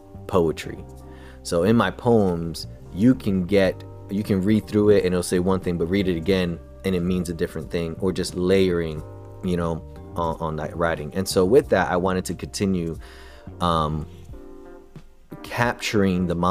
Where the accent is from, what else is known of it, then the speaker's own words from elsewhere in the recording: New York City, New York, United States; also born or lived in Connecticut / New Jersey; I was born in Brooklyn, grew up in the city, all around the tri-state area